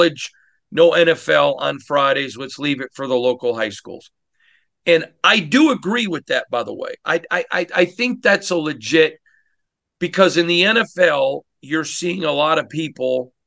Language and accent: English; Michigan, United States; growing up in Michigan